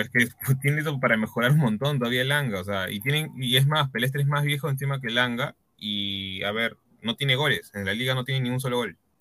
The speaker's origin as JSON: {"language": "Spanish", "country": "Peru", "said": "así somos los peruanos"}